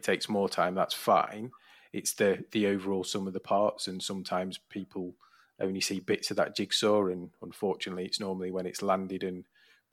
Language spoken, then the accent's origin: English; Leyland, North West England, United Kingdom; I was brought up and born in Leyland, Preston.